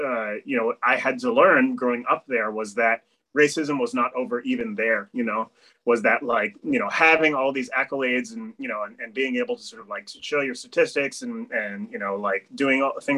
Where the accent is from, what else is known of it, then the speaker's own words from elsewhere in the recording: Amherst, Massachusetts, United States; I grew up in Amherst, Mass, right? You know, which is a very multicultural town